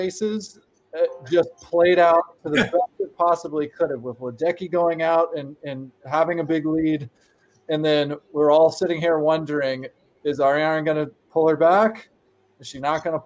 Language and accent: English; United States; as an American